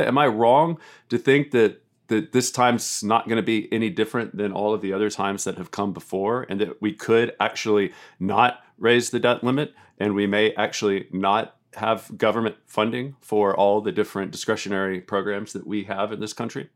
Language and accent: English; the South, United States; I'm from America and I'm from the South